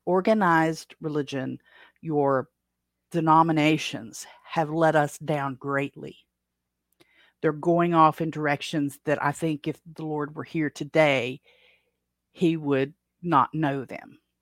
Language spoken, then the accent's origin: English; Appalachia, United States; accent: Appalachian; Appalachia is my native language. U S English is my second language